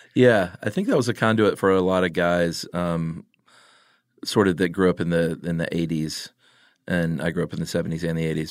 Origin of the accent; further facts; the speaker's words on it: DeKalb County, Georgia, United States; moved away; I'm a DeKalb County native myself